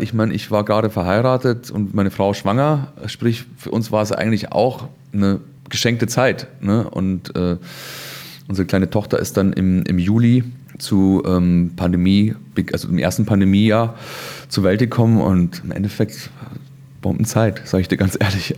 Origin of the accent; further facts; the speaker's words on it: Chiemgau, Bavaria, Germany; moved away; in Bayern, in Chiemgau, da wo ich herkomme